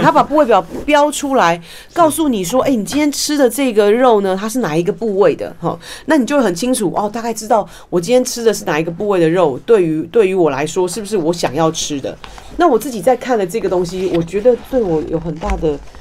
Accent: Taiwan; 我们其实台湾人喜欢吃海苔

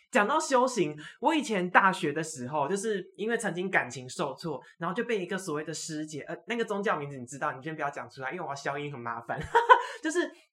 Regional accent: Taiwan; 我们台湾这边的省我都拜过一轮

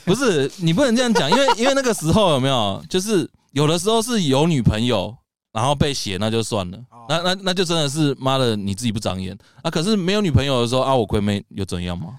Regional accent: Taoyuan, Taiwan; moved away; also born or lived in Taipei; 我是桃园人嘛，哎。所以我那时候上来台北念书了之后

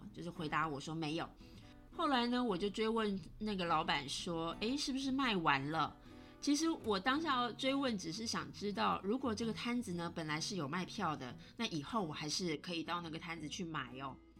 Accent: Taiwan; moved away; also born or lived in Italy; 我是台湾人

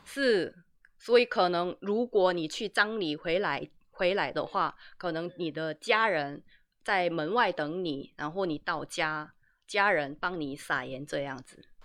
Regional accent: South Korea; Chinese is a second language; also born or lived in Taiwan; 身为一名韩国人

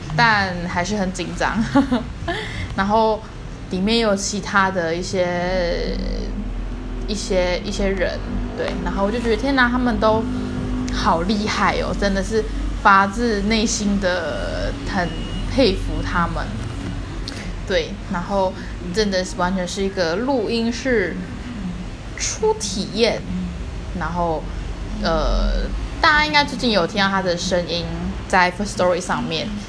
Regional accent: Taiwan; accent: Taiwanese Mandarin; 我有一点台湾国语

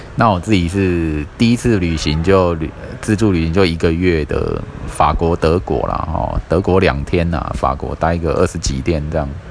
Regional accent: Kaohsiung, Taiwan; 因为我小时候就在这个新乐街的旅馆跑跑跳跳嘛，哈，那时候还很小，然后后来我跑去住新兴区这样，一直住到现在

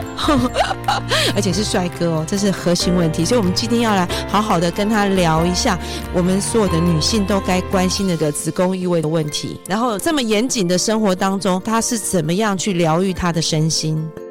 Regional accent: Taiwan; 我们台湾人好像传统的观念就是这样

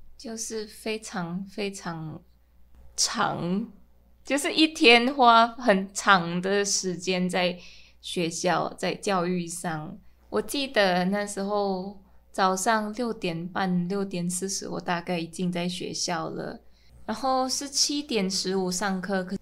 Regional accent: Manila, Metro Manila, Philippines; Chinese is a second language; moved away as an adult; now in Taipei, Taiwan; 我来自马尼拉，菲律宾，然后住台北住了快三年了

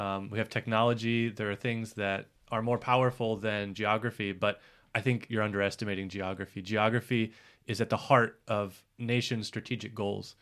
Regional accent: United States; also born or lived in Hawaii; I'm white and from America.

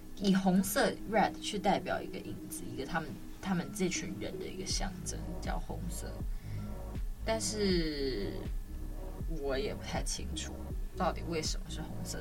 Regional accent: Taiwan; 我自己身为台湾人

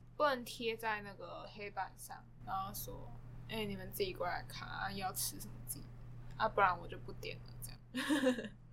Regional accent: New Taipei, Taiwan; 因为我是新北人，然后其实我到台北上学

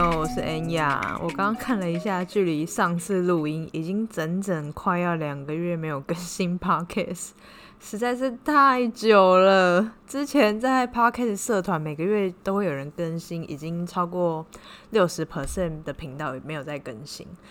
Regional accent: Taiwan; now in Cambodia; 像我们台湾人

